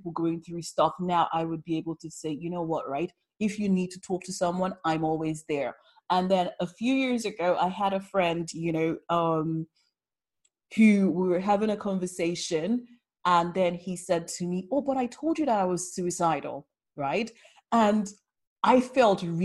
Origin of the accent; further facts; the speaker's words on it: London, United Kingdom; I'm a Londoner